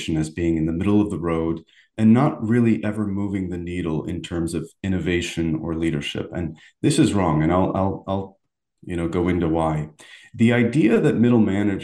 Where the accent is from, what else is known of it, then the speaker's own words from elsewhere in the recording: Algiers, Algiers Province, Algeria; moved away; I was born and raised in Algeria, in the city of Algiers